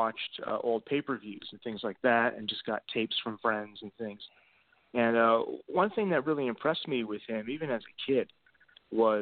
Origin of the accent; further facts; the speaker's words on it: New Jersey, United States; now in North Carolina, United States; I'm actually originally from New Jersey as well